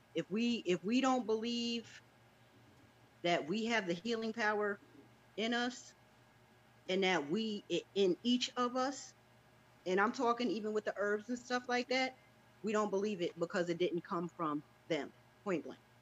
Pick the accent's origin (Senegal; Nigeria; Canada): Nigeria; I'm from Nigeria.